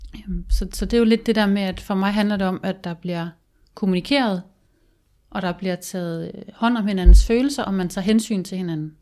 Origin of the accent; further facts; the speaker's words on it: Denmark; moved away; i mine unge år, da jeg boede hjemme i Jylland